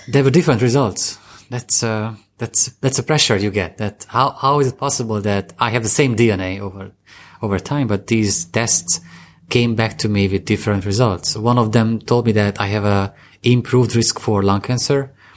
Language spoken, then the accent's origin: English; Eastern Hungary, Hungary; I come from Hungary, uh, I'm come fr, I come from the eastern part of, the Bronx of Hungary, that's how I call it